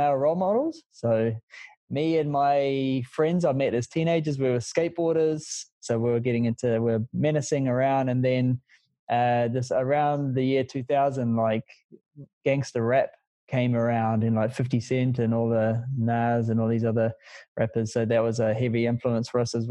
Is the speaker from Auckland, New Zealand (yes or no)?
yes; Auckland, New Zealand; I came from West Auckland, had a pretty rough childhood